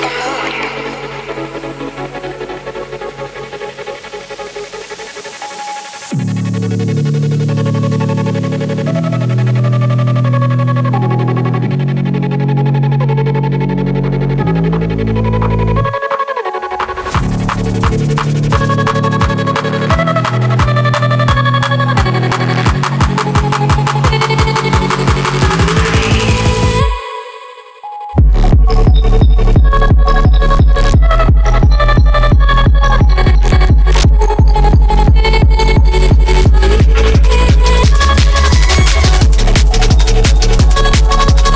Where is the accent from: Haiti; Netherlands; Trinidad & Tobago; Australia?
Netherlands; the Netherlands, I should say, my home country